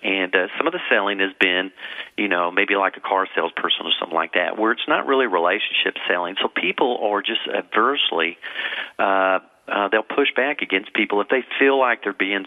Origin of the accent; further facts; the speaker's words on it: Texas, United States; I'm from Texas, born and raised